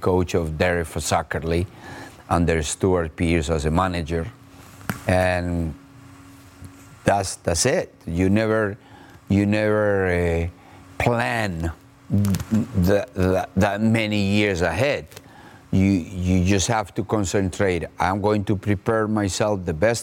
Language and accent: English; Colombia; moved away as an adult; also born or lived in Brazil / England / Mexico / United States; I was basically very fortunate to be the first Colombian coach ever in Brazil